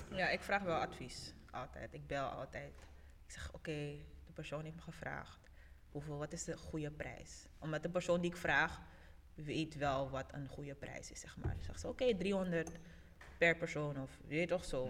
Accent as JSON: {"language": "Dutch", "country": "Suriname", "moved": "yes", "lives_now": "Netherlands", "said": "Ik kom uit Suriname"}